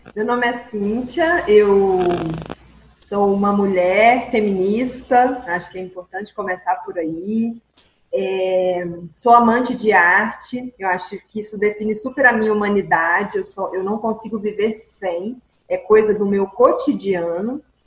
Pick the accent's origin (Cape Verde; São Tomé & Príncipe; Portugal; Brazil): Brazil; Mineiros, Goiás; moved away; eu sou mineirense, estou aqui novamente na terra natal depois de muito tempo